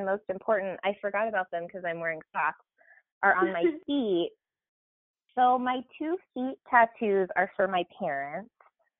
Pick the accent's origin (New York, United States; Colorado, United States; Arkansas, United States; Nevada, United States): Arkansas, United States; born there; because the county that we're from in Arkansas, I was born in Arkansas, by the way